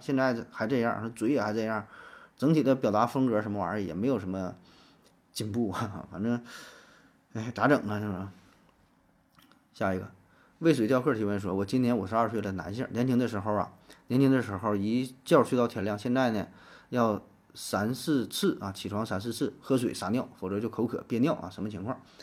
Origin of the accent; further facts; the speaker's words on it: China; 我们中国人